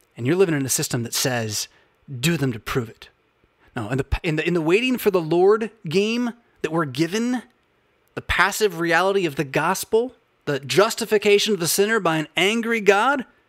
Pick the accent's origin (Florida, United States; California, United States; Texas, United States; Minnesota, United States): California, United States; Southern; moved away as an adult; also born or lived in Portland, Oregon / Bay Area / Midwest / Philadelphia; I was born in Portland, Oregon, that I grew up in Southern California